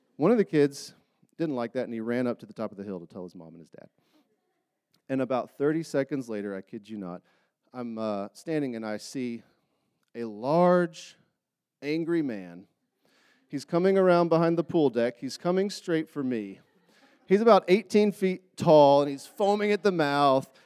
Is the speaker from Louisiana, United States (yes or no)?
no; Charlotte, North Carolina, United States; moved away as an adult; now in Utah, United States; I grew up in Charlotte, North Carolina